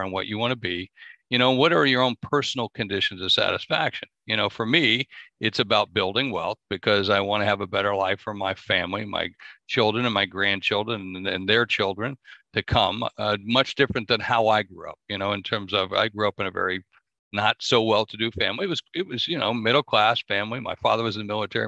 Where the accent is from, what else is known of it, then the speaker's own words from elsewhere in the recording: South Dakota, United States; also born or lived in New York / Miami; I'm from South Dakota. That's what I always tell everybody. I'm just a guy from South Dakota